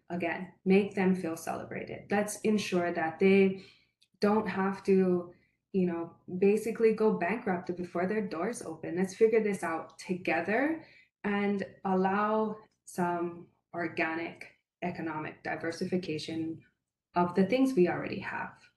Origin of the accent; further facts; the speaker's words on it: Paia, Hawaii, United States; also born or lived in Makawao, Hawaii; I'm born and raised in Paia, and now I live in Makua with my husband and my four children.